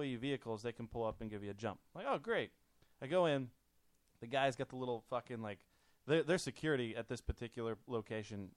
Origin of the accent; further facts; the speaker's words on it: Kentucky, United States; moved away; I grew up in Kentucky.